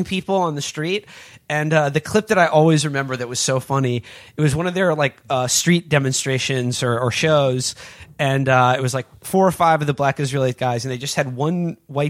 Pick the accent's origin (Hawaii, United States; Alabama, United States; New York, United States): New York, United States; New York City; I grew up in New York City